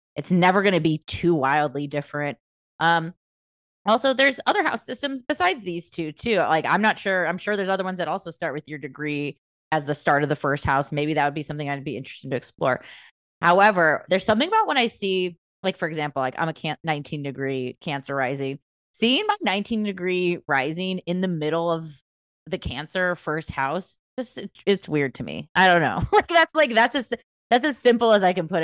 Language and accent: English; United States; we're American people